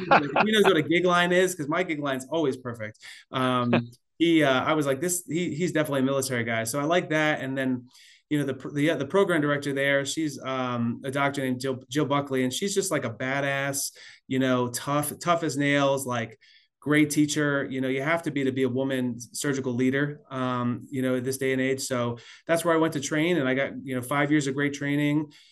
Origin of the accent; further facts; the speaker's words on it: South Florida, United States; also born or lived in Pennsylvania / Washington / California / Missouri; now in Atlanta, United States; I was born in Pennsylvania, grew up in South Florida